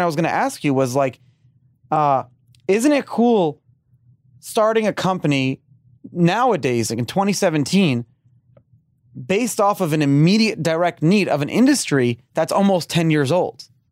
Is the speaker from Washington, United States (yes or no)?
no; New York City, New York, United States; moved away; I grew up in Brooklyn, um, before I moved down here